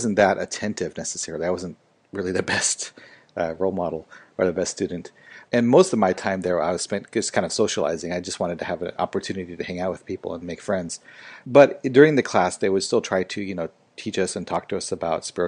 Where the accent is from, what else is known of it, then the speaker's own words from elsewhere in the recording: Seattle, Washington, United States; moved away as an adult; also born or lived in Japan / Hong Kong / Xi'an, China; I grew up in Seattle, Washington